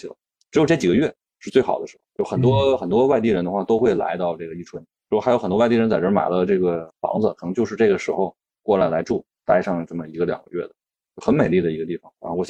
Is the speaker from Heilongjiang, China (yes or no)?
yes; Yichun, Heilongjiang, China; moved away; 就是特别特别舒服的一个地方，就是我的老家